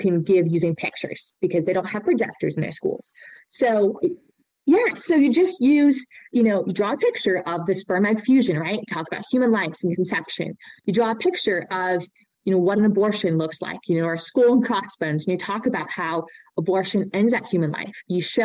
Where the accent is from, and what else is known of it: United States; also born or lived in Austria